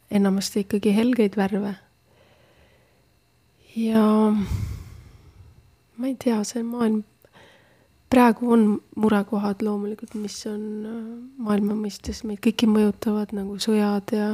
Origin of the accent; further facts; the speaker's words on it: Estonia; born there; me ainuüksi selle peale, et me oleme elus ja terved ja oleme sündinud siia Eestisse